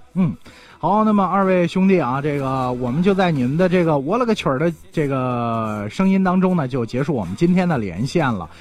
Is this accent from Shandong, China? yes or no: no; Linfen, Shanxi, China; 极限呢，就是我们临汾市下面的一个县城